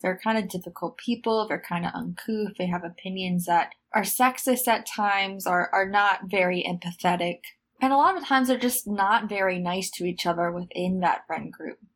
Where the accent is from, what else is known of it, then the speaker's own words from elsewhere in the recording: United States; as an American